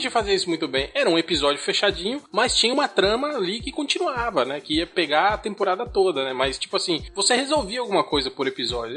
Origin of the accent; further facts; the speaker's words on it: Concórdia, Santa Catarina, Brazil; Concórdia é a cidade onde eu nasci